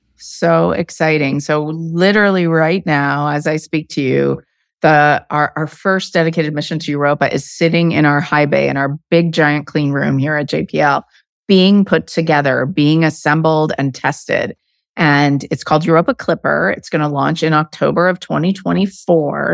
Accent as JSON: {"language": "English", "region": "Arizona", "country": "United States", "tie": "born or raised there", "moved": "yes", "said": "I grew up in Arizona"}